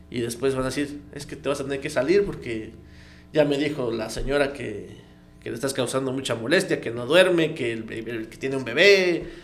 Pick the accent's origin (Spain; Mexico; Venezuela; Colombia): Mexico; Comitán, Chiapas; also born or lived in Puebla; fue como que la tierra, ¿no? Te llama a decir, regresa, comitán.